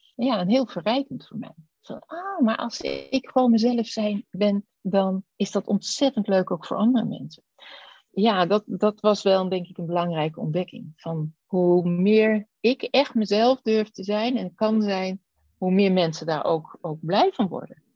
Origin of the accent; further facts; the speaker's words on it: Netherlands; ons als Nederlanders